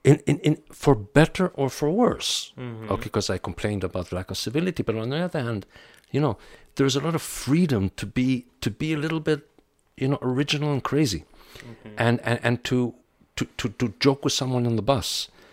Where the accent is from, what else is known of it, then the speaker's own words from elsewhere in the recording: DR Congo; born there; also born or lived in Pakistan / Vienna, Austria; I was born in the Belgian Congo. I lived in Pakistan for a couple of years. We went to Vienna.